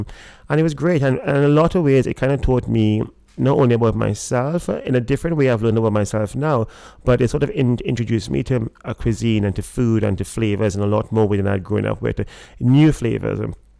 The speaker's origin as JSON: {"language": "English", "country": "Trinidad & Tobago", "tie": "born or raised there", "moved": "yes", "said": "the reason it has a pelican is almost as a homage to to growing up in Trinidad. There was a bar called the Pelican, which I loved and I adored, and I spent so much time there, and this is like me bringing back a part of my past."}